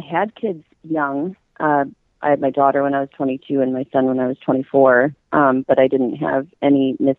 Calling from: Kenosha, Wisconsin, United States; I'm from Kenosha, Wisconsin.

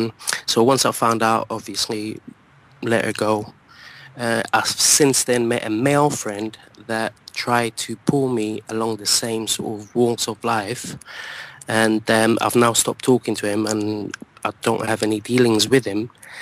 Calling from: London, United Kingdom; I'm calling from London.

